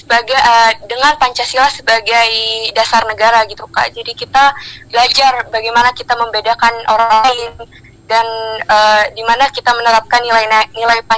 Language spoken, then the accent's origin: Indonesian; Jeddah, Makkah Province, Saudi Arabia; Dari saya lahir di Jeddah.